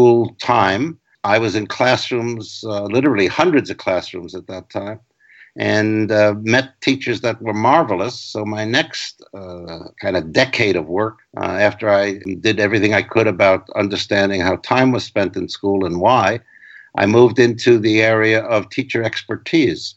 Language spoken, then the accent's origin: English; New York City, New York, United States; I grew up in the Bronx, working class family, stable, loving